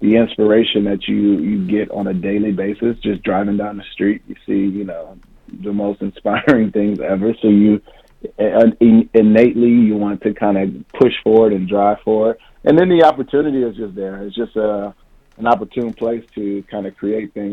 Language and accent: English; Ypsilanti, Michigan, United States; now in Los Angeles, United States; I was born and raised in Ypsilanti